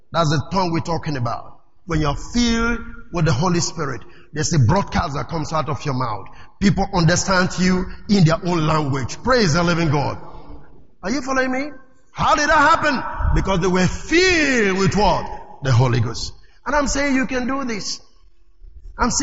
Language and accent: English; Delta, Nigeria; I'm from Delta State. So, I'm an Issoko tribe.